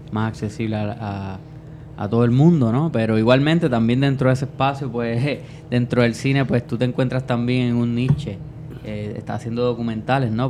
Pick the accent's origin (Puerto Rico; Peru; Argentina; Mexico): Puerto Rico